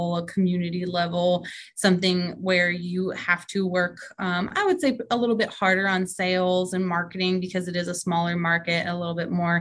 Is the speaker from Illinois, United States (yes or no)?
no; Connecticut, United States; I'm actually from Connecticut and drove race cars up in Connecticut with my family.